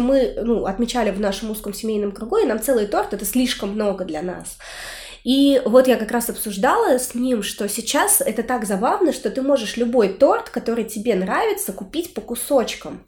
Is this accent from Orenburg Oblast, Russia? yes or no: yes; Orenburg, Orenburg Oblast, Russia; born or raised there; now in Saint Petersburg, Russia